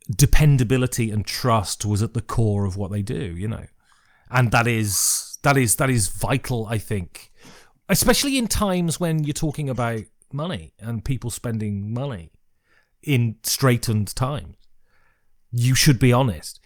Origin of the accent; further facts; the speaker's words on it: Worcestershire, West Midlands, United Kingdom; where are you from?" And I say, "Worcestershire."